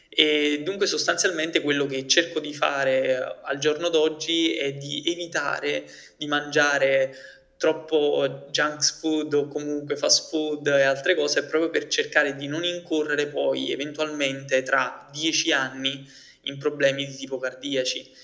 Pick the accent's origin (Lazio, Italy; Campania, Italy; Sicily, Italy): Campania, Italy; Naples; io vengo da Napoli